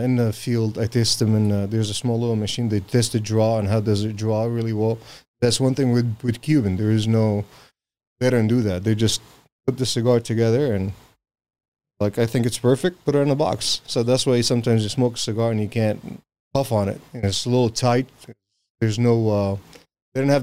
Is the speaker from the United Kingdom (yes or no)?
no; Syria; now in United States; I'm from Syria.